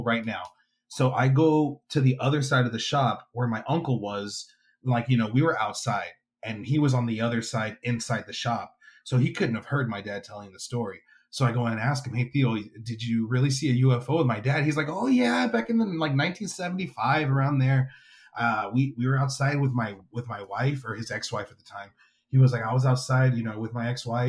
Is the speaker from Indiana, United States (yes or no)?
no; Weslaco, Texas, United States; my hometown of Weslaco, Texas